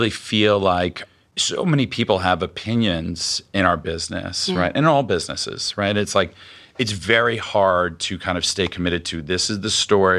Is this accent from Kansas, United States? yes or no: no; Miami, Florida, United States; also born or lived in New York / Los Angeles; I came from Miami to NYU to Los Angeles, not knowing anyone or anything.